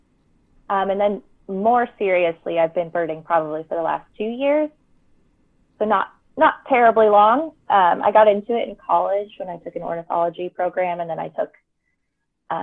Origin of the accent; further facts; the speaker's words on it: Tacoma, Washington, United States; also born or lived in Olympia, Washington; I'm originally from Tacoma, which is 30 miles north of Olympia. So I'm very, very rooted down here.